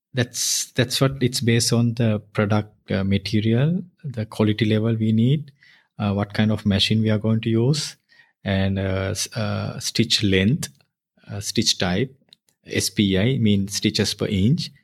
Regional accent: near Colombo, Western Province, Sri Lanka; I born near Colombo.

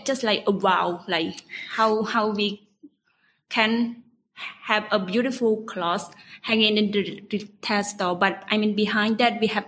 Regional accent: Kandal, Cambodia; I grew up in Kandahar province. It takes around 45 minutes from Phnom Penh.

